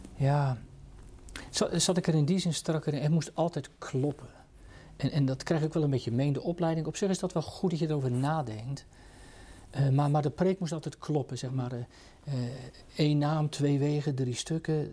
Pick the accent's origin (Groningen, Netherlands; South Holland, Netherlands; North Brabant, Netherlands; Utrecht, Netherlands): South Holland, Netherlands; Katwijk; ik ben in de Katwijkse context groot geworden